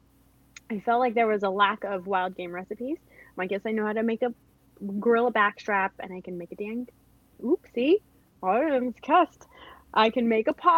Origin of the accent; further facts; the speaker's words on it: Riverside, California, United States; moved away as an adult; now in Georgia, United States; I grew up in Riverside, California